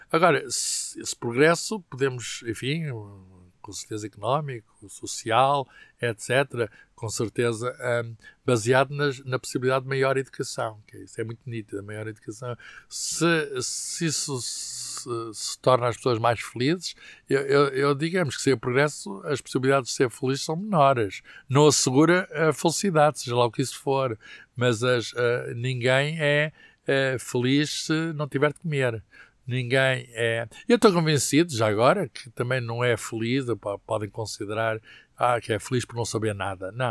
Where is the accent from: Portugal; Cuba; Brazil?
Portugal; Coimbra, Centro; also born or lived in Lisbon; Eu já nasci em Lisboa, com certeza foram para Lisboa à procura de um de, de, trabalho e à procura de outras oportunidades de vida. E depois o, o, a minha família muda-se para Coimbra